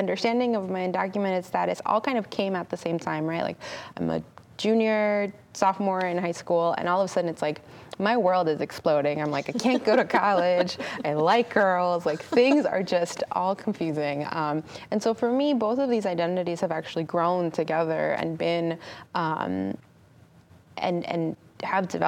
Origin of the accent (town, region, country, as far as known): California, United States; born or raised there